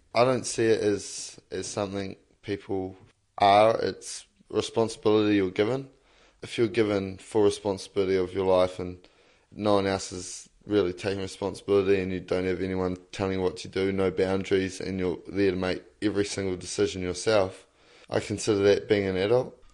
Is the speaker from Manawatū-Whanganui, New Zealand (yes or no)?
no; Lower Hutt, Wellington, New Zealand; I grew up in Lower Hutt, but I moved up here and I've sort of moved from different areas quite a lot